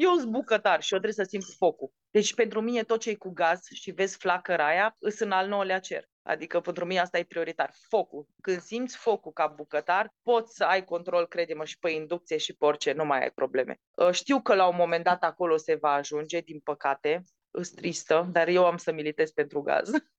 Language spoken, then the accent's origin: Romanian; Baia Mare, Maramureș County, Romania; accent: Transylvanian; moved away as an adult; also born or lived in Bucharest; nu m-am născut în Filipine, m-am născut în Baia Mare